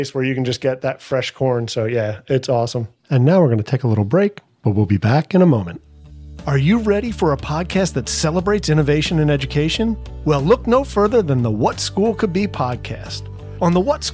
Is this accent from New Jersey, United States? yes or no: yes; New Jersey, United States; we're all from Jersey